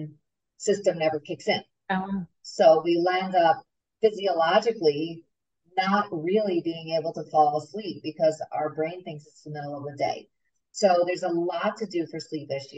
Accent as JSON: {"language": "English", "region": "New York", "country": "United States", "moved": "yes", "said": "I'm from New York"}